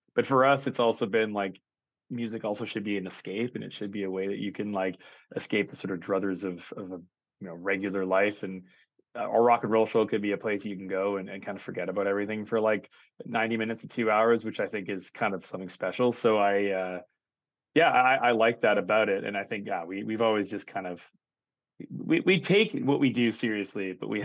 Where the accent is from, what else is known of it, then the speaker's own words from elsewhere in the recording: Saskatoon, Saskatchewan, Canada; I'm from Saskatoon